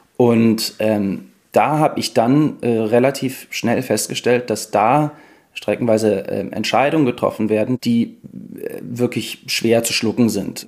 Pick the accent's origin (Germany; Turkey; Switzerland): Germany; near Cologne, North Rhine-Westphalia; ich komme ja aus der Nähe von Köln